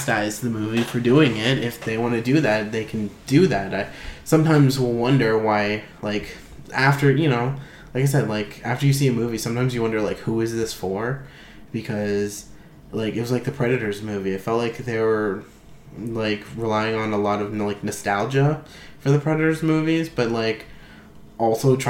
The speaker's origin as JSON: {"language": "English", "country": "Canada", "said": "being Canadian"}